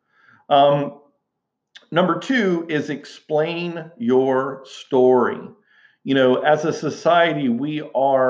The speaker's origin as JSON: {"language": "English", "town": "Houston", "region": "Texas", "country": "United States", "tie": "born or raised there", "said": "growing up in Houston, Texas, I came from a long line of teachers"}